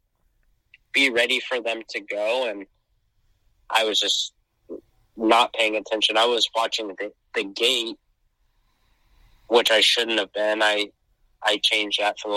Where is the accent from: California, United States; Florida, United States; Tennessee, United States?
California, United States; San Diego; I was born and I grew up in San Diego